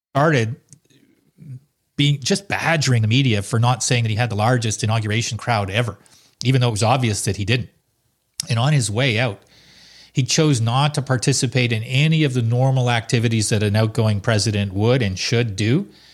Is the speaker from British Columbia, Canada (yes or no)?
no; Salaberry-de-Valleyfield, Quebec, Canada; also born or lived in Ottawa; growing up in Valley Field, a little town not too far from Montreal